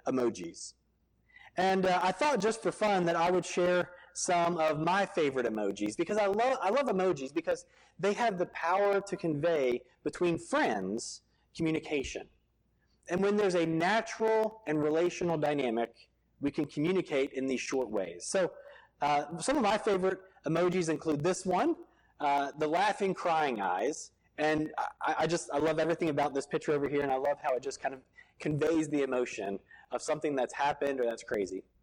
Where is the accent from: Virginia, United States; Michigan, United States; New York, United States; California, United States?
Virginia, United States; Virginia Beach; moved away; I grew up in Virginia Beach right next door, and I went to college in Norfolk at Old Dominion.